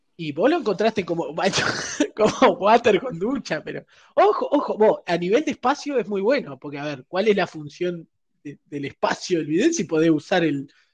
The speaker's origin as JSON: {"language": "Spanish", "country": "Uruguay", "said": "somos uruguayos"}